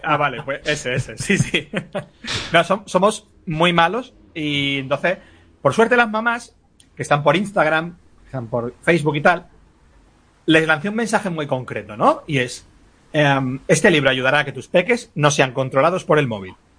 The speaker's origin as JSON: {"language": "Spanish", "town": "Madrid", "region": "Community of Madrid", "country": "Spain", "moved": "yes", "lives_now": "Gavilanes, Spain", "said": "soy, soy de Madrid, pero que estoy en, un pueblo de Ávila"}